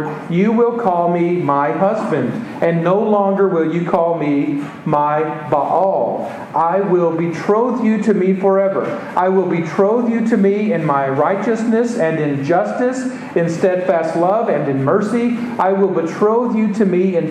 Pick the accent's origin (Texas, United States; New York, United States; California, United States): Texas, United States; I'm from Texas